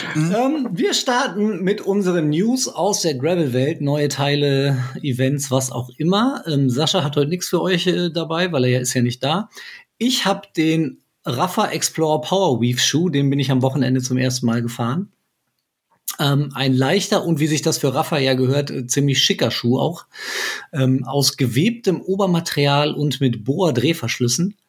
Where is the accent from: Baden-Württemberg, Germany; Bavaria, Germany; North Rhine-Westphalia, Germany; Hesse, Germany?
Hesse, Germany; Frankfurt; ich bin ja Frankfurter